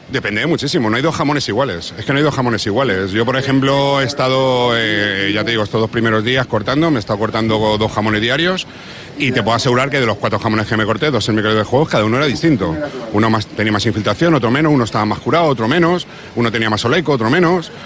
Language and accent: Spanish; Canary Islands, Spain; now in Madrid, Spain; yo aunque estoy aquí en Madrid desarrollando mi labor profesional, pues yo siempre vengo a, mi tierra que es Canarias